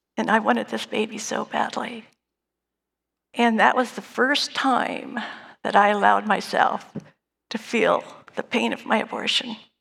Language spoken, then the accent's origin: English; Dunsmuir, California, United States; I was born and raised in Dunsmuir, a small little town in Northern California